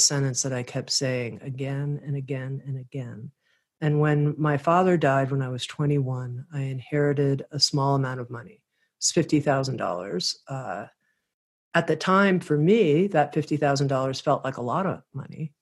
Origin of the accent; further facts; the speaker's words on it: Miami, Florida, United States; I grew up in Miami, Florida